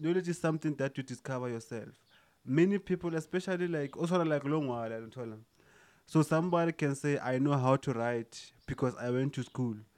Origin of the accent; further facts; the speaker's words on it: South Africa; as South African